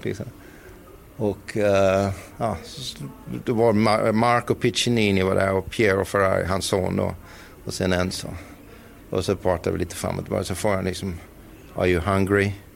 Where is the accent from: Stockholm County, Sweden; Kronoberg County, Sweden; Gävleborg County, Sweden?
Kronoberg County, Sweden; Växjö; Vi var ju rätt många hemma i Växjö som körde då gokart